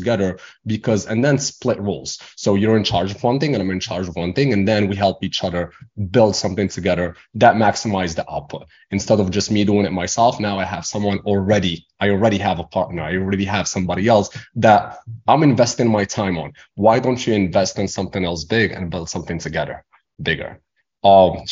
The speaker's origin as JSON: {"language": "English", "country": "Morocco", "tie": "born or raised there", "second_language": "English", "moved": "as an adult", "lives_now": "United States", "said": "I was born and raised in Morocco, came to America to finish my school, my education."}